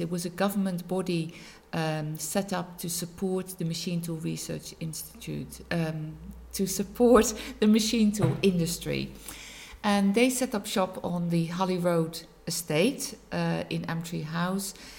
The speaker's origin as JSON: {"language": "English", "country": "Netherlands", "tie": "born or raised there", "moved": "as an adult", "lives_now": "Macclesfield, United Kingdom", "said": "I was born in the Netherlands. I've been in Macclesfield 17 years now"}